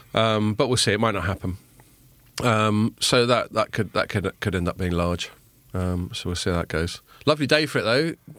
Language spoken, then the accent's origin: English; England, United Kingdom; when I was a kid growing up in England